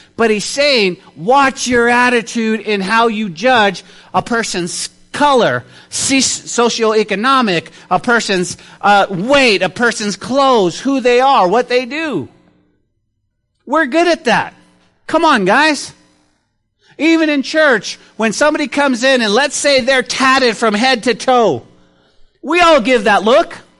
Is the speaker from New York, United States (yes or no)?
no; Santa Fe, New Mexico, United States; growing up in Santa Fe, New Mexico, we lived in a, uh, in a rougher part of the town